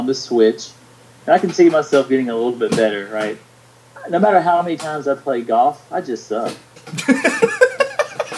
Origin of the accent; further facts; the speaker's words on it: the South, United States; I'm from the South